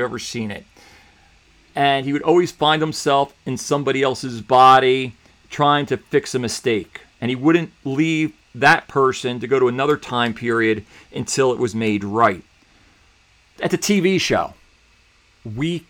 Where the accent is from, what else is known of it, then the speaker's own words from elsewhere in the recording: New Jersey, United States; I grew up in New Jersey